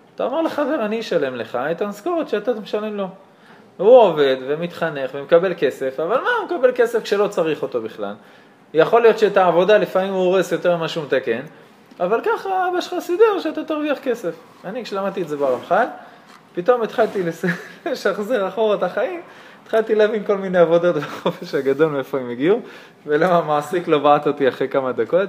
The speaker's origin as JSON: {"language": "Hebrew", "town": "Karnei Shomron", "region": "West Bank", "country": "Israel", "tie": "born or raised there", "said": "כשהיינו קטנים בקרני שומרון"}